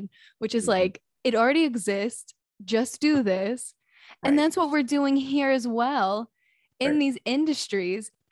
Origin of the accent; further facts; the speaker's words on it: North Carolina, United States; I'm from North Carolina, so I know Asheville well